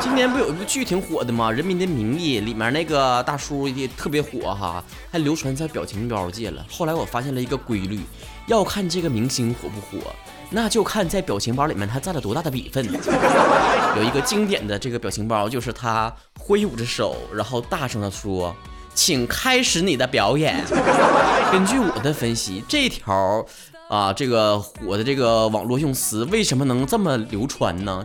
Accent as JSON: {"language": "Chinese", "region": "Northeast China", "country": "China", "said": "我们东北人"}